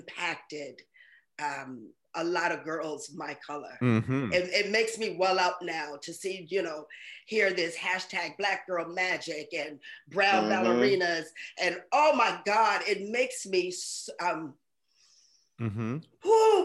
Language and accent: English; New York City, New York, United States; I grew up in Harlem